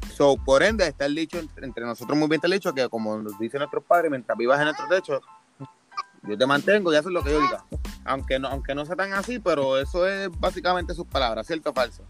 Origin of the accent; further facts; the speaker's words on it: Puerto Rico; somos de Puerto Rico.